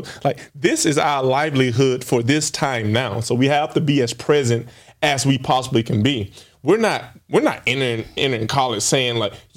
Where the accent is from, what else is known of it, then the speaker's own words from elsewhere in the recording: Alabama, United States; moved away as an adult; also born or lived in Tallahassee, Florida; I'm an Alabama kid.